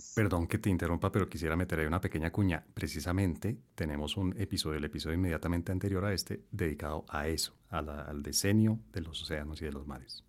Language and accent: Spanish; Colombia